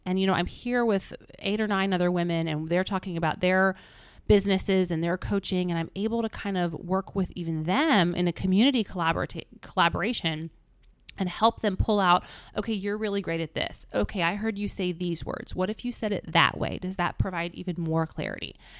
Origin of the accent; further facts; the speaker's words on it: Indianapolis, Indiana, United States; moved away; Indianapolis, which is my hometown